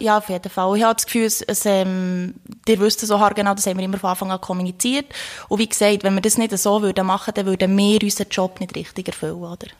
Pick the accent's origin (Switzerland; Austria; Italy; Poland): Switzerland; Thun, Bern; ich bin aus Thun